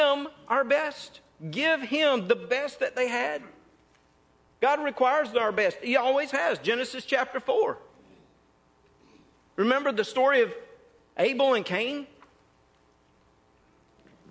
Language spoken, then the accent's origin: English; North Mississippi, United States; moved away; I came from North Mississippi